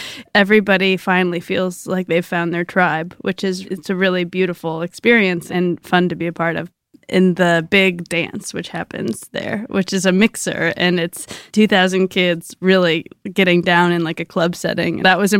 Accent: Wisconsin, United States; I'm from Wisconsin.

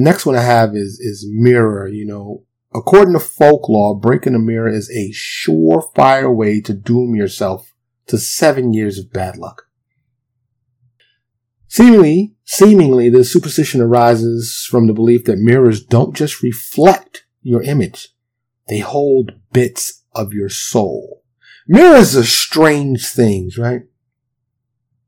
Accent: New York City, New York, United States; moved away as an adult; now in Dallas, United States; born and raised in New York City, but I currently live in a suburb of Dallas

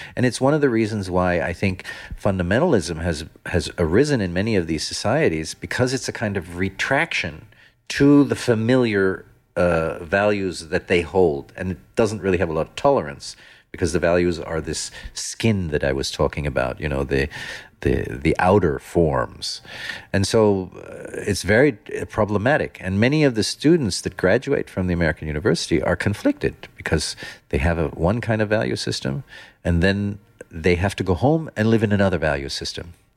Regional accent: Netherlands; also born or lived in Germany / United States / London; now in Oman; I come from Holland

